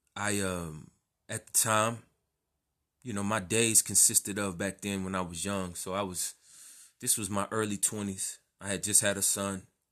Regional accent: Texas, United States; I grew up in Texas

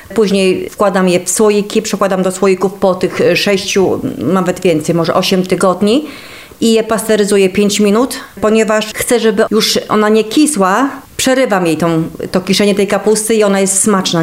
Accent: Kosznajderia, Kuyavian-Pomeranian Voivodeship, Poland; Jeżeli chodzi o kosznajderię, to urodziłam się tutaj w tych stronach

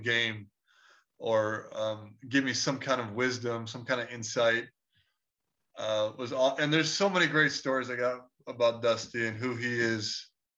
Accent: Chicago, Illinois, United States; I'm from Chicago

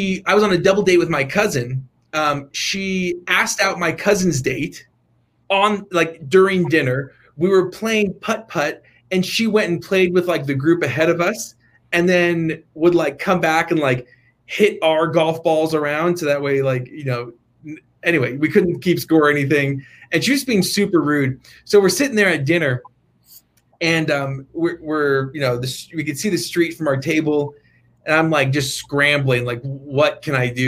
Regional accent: Morristown, New Jersey, United States; moved away; also born or lived in Utah; born and raised in Jersey

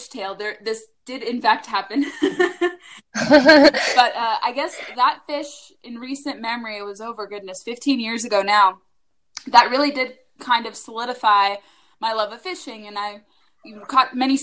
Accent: Orange County, Southern California, United States; now in Washington, D.C. metro area, United States; I'm primarily from Southern California, where I was born and raised

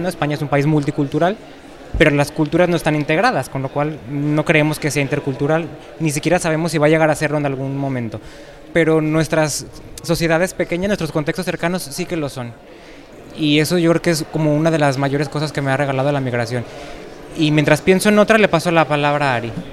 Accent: Lagos de Moreno, Jalisco, Mexico; moved away as an adult; also born or lived in Guadalajara, Mexico; now in Spain; Yo en México nací en Lagos de Moreno, que es una ciudad pequeña de 20.000 habitantes, aunque luego viví en Guadalajara muchos años

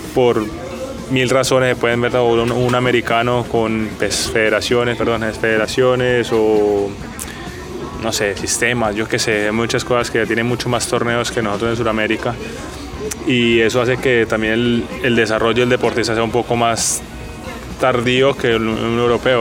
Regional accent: Colombia; nosotros como colombianos

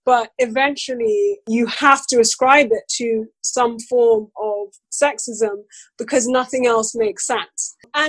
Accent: Nigeria; As a Black woman, as a Nigerian, those characteristics that I have more of an impact on how people treat me

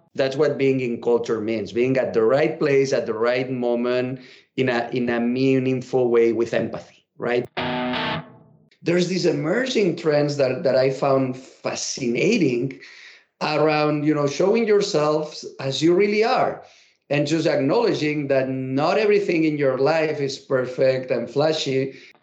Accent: Catalonia, Spain; English is a second language; moved away as an adult; now in United States; I'm a catalan and I moved to the US 10 years ago

